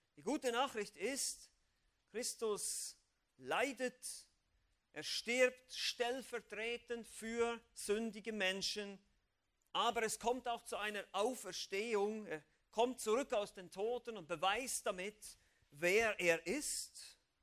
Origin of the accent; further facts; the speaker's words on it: Switzerland; ich als Schweizer